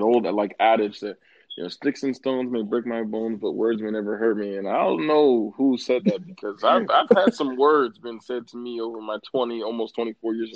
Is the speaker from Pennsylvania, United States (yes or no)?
yes; Pennsylvania, United States; I'm born in Pennsylvania